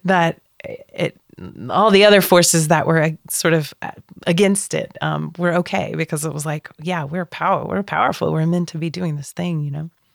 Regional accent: United States; moved away as an adult; also born or lived in Netherlands; I am American

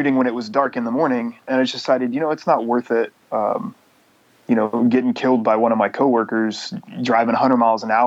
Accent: Georgia, United States; moved away as an adult; also born or lived in Alabama / Louisiana / Colorado / Portland, Oregon; I grew up in Georgia and you know, in the South

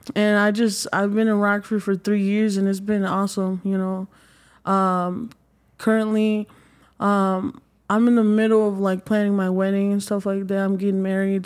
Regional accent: Mexico; moved away; I'm originally from Mexico

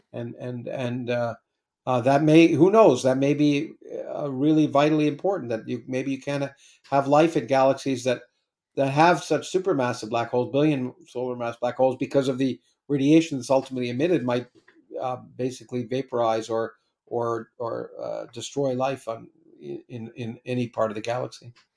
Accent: Canada; I was Canadian. I grew up in Canada.

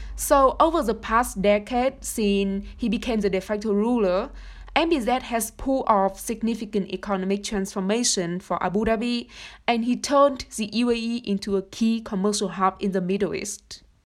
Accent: Vietnam; moved away; I come from Vietnam

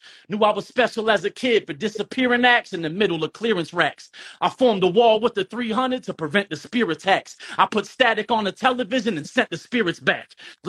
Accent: Charleston, South Carolina, United States; I'm from Charleston, South Carolina. Nowhere else.

